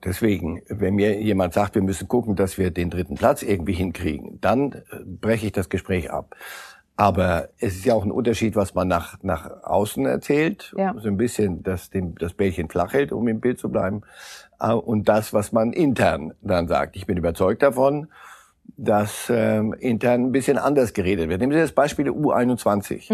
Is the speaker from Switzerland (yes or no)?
yes; Switzerland; als Schweizer